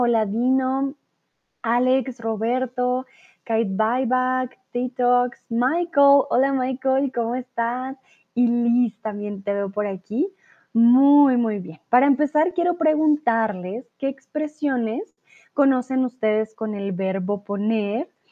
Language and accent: Spanish; Colombia